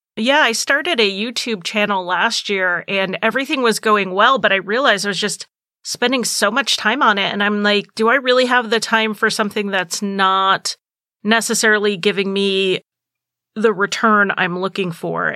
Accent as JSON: {"language": "English", "region": "New England", "country": "United States", "said": "I'm from New England"}